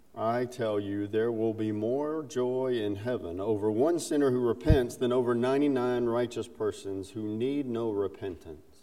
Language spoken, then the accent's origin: English; South Carolina, United States; accent: Southern; also born or lived in Alabama; I'm a Southerner. I was born in Alabama, grew up in South Carolina